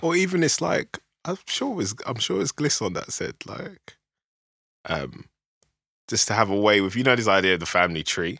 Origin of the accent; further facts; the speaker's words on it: London, United Kingdom; I grew up in South London